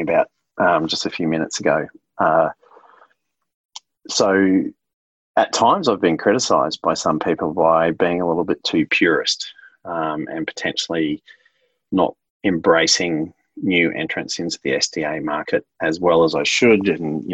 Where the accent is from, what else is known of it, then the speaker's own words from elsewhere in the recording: Queensland, Australia; I'm from Queensland